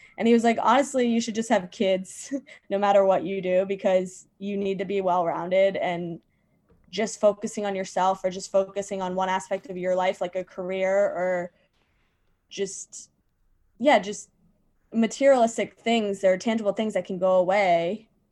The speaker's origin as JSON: {"language": "English", "region": "Virginia", "country": "United States", "moved": "yes", "lives_now": "New York City, United States", "said": "I live in New York City. And I'm from Virginia."}